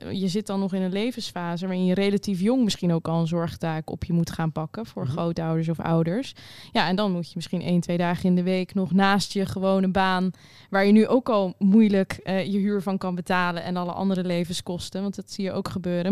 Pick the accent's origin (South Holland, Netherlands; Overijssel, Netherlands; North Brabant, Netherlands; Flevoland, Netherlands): South Holland, Netherlands; Rotterdam; ik kom uit Rotterdam, daar woon ik